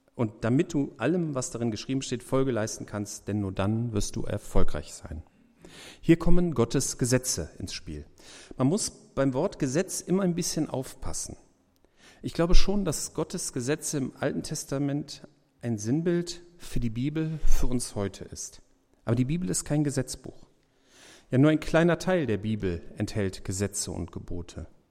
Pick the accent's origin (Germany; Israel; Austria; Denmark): Germany; wir so als Deutsche